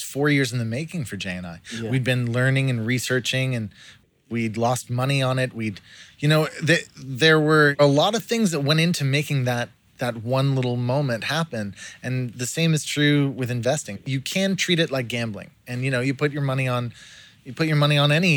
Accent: Ottawa, Ontario, Canada; moved away as an adult; also born or lived in Aspen, Colorado; now in New Zealand; I was born and raised in Ottawa, Canada

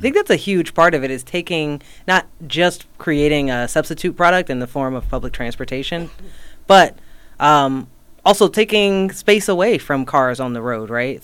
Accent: North Carolina, United States; I grew up on the East Coast in North Carolina

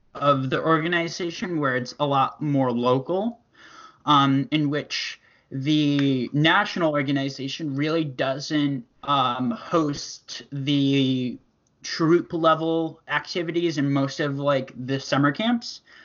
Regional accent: Connecticut, United States; I am from Connecticut, which is right between Boston and New York City

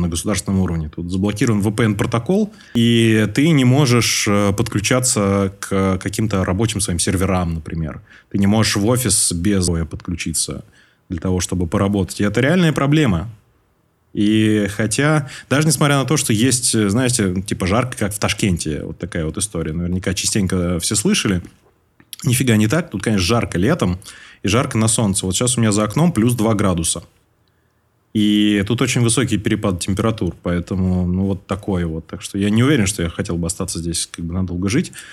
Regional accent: Moscow, Russia; moved away as an adult; now in Tashkent, Uzbekistan; Я всю свою сознательную жизнь прожил в Москве

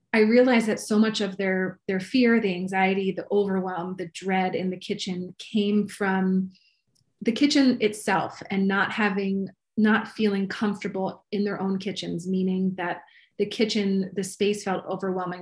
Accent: Maryland, United States; moved away as an adult; now in Los Angeles, United States; I'm originally from Maryland, but I have been in Los Angeles for about 16 years now. So almost as long as I was on the East Coast

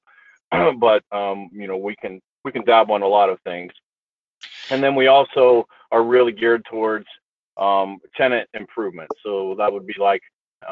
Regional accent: Newark, Ohio, United States; I grew up in Newark, Ohio

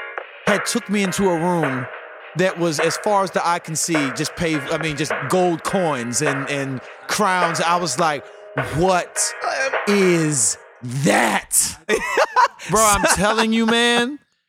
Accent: St. Petersburg, Florida, United States; I'm from St. Pete

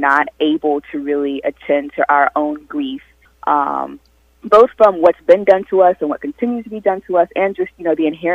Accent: South Carolina, United States; moved away; having grown up in South Carolina and having been raised in a Southern Baptist tradition

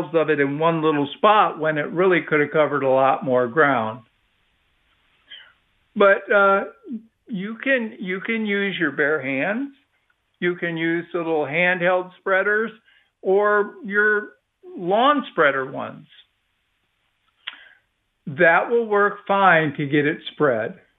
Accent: Midwest, United States; now in Texas, United States; I was raised in the Midwest as a kid

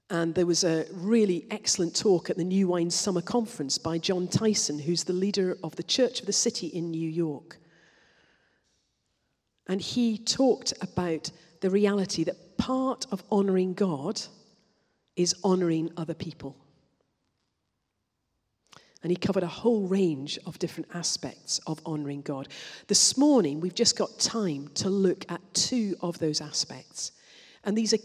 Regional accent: Scotland, United Kingdom; I'm Scottish

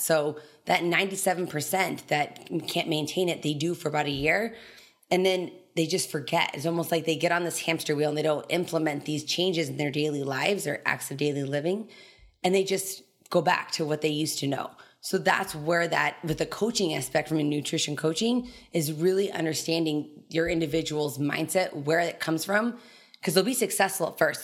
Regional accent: Telluride, Colorado, United States; moved away as an adult; also born or lived in Kansas; I was born and raised in Torrey, Colorado. It's a small ski resort town, so it's like two thousand people, bottom southwest corner of Colorado

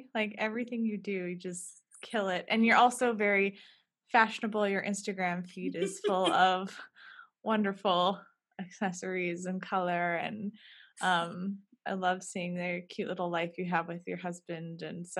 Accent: Fargo, North Dakota, United States; moved away; we both grew up here a little bit different times

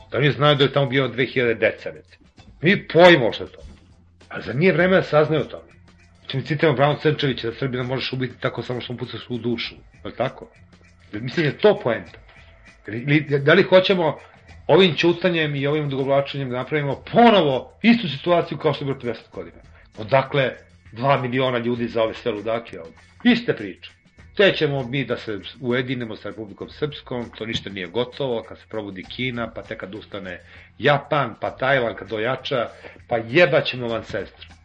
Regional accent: Serbia; ja živim u ovoj zemlji, ja sam Srbi

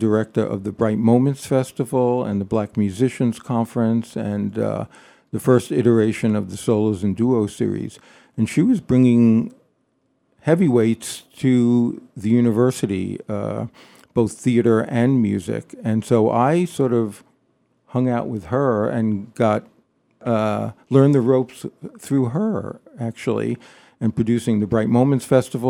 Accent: New York, United States; moved away as an adult; also born or lived in Boston, Massachusetts; now in Pioneer Valley, Massachusetts, United States; I moved to the Pioneer Valley in 1980. I'm a New Yorker by birth, Queens, and after college and 4 years in Boston, moved to the Valley

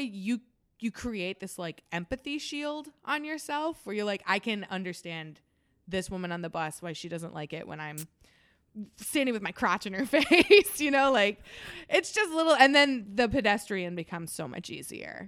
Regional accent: Plainfield, Illinois, United States; I'm from Plainfield

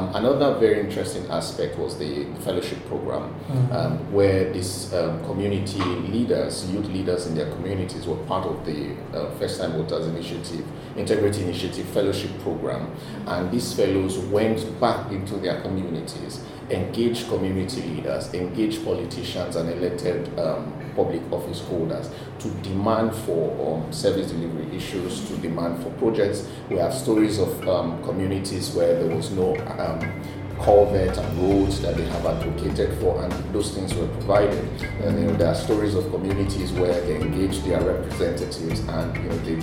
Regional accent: Nigeria; as a Nigerian

